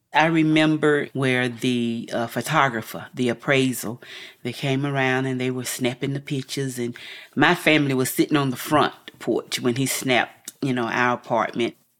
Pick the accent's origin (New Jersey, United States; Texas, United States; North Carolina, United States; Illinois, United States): North Carolina, United States; Asheville; I'm a native of Asheville, North Carolina